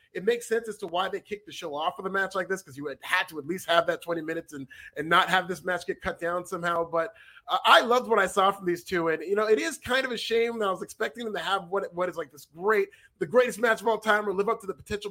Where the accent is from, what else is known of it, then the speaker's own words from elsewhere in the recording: Northern California, United States; I grew up in NorCal